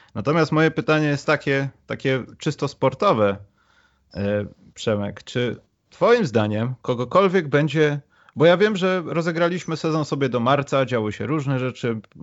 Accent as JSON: {"language": "Polish", "country": "Poland", "said": "my z Polski"}